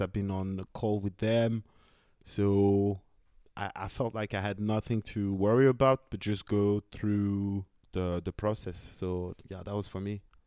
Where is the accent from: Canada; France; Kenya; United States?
France; I'm from France